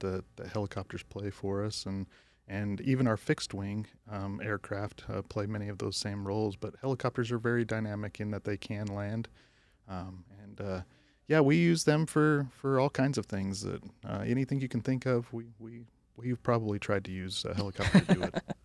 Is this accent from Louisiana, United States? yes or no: no; Flagstaff, Arizona, United States; also born or lived in Utah; I grew up in Flagstaff, Arizona